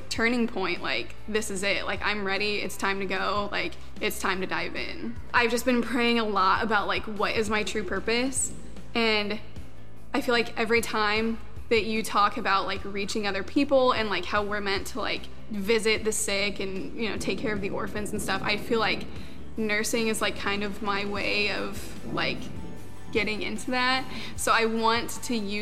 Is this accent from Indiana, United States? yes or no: yes; Huntington, Indiana, United States; I was born and raised in Huntington